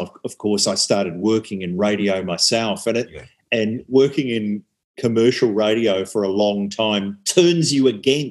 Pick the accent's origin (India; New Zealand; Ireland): New Zealand; now in Australia; growing up in New Zealand